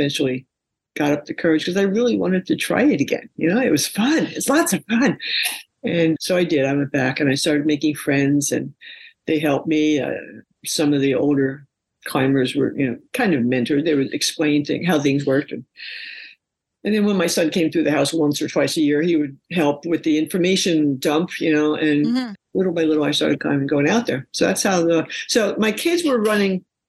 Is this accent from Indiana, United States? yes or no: no; New York, United States; I'm from New York. I've been up many, many skyscrapers and big, tall buildings.